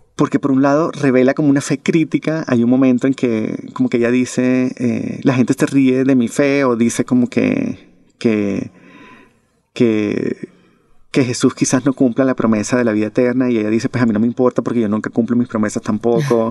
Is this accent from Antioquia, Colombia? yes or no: no; Barranquilla, Atlántico, Colombia; mi ciudad natal, que es Barranquilla